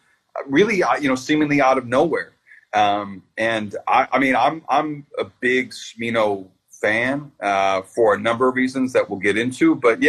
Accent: Midwest, United States; like we grew up, you know, we're Midwest dudes.

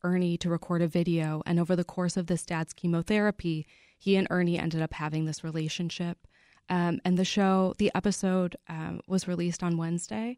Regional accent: Chicago suburbs, Illinois, United States; I grew up in the Chicago suburbs

